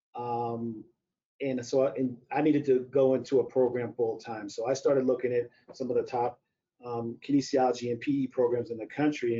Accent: St. Louis, Missouri, United States; moved away as an adult; also born or lived in Evanston, Illinois; I grew up in St. Louis, Missouri

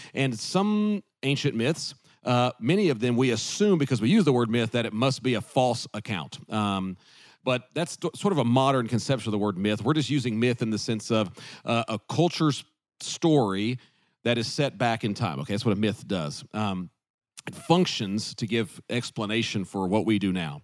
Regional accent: the South, United States; growing up in the South

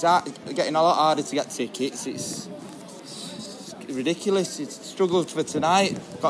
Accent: Manchester, North West England, United Kingdom; I'm 20, and I'm from Manchester.

